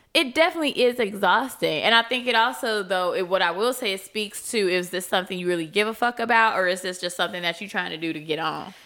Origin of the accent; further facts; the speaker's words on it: Chicago, Illinois, United States; I'm from Chicago.